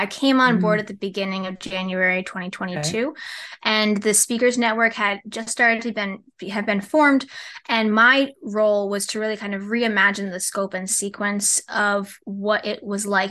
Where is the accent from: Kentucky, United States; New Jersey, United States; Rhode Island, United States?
Rhode Island, United States; the idea that I could be in my home state working, 15, 20 minutes from where I grew up